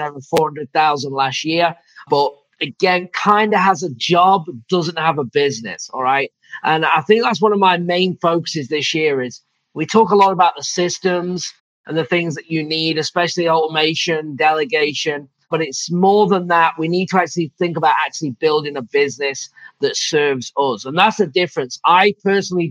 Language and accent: English; England, United Kingdom; also born or lived in Phoenix / Michigan; now in Savannah, Georgia, United States; I'm from England